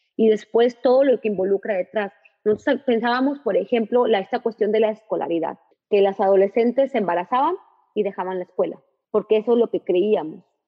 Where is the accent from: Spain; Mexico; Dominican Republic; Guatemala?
Mexico; northern Mexico; como el mexicano, como es el norteño